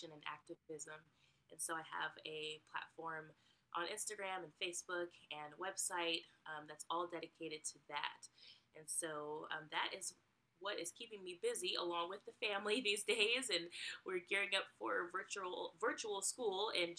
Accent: Bay Area, California, United States; moved away as an adult; now in Georgia, United States; I am from the Bay Area, California. But about 5 years ago, my family and I moved to Georgia, which is where we currently reside.

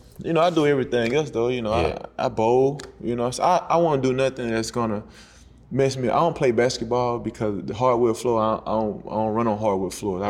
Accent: Alabama, United States; moved away as an adult; now in Atlanta, United States; I'm from Alabama, but I love Atlanta. I've been here, you know what I'm saying? This is my eighth year here.

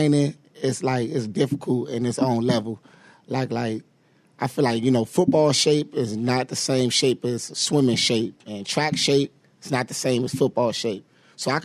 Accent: Washington, District of Columbia, United States; now in Philadelphia, United States; I'm from Washington, D.C.

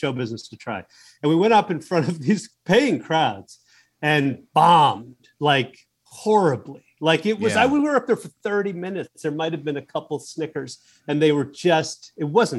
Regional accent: Chicago, Illinois, United States; I'm from Chicago

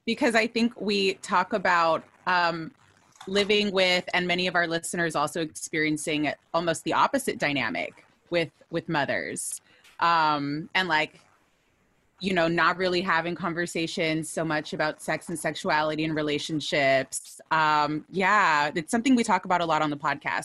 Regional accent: United States; We are born and raised in the U S

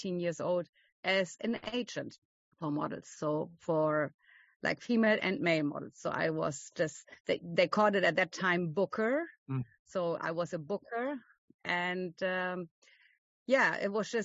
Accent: Germany; I'm from Germany

